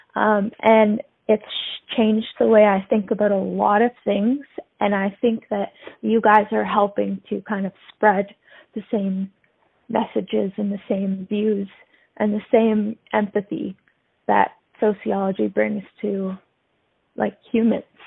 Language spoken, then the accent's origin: English; Haldimand County, Southern Ontario, Canada; now in Hamilton, Canada; I'm from Haldeman County. Um, which is in Southern Ontario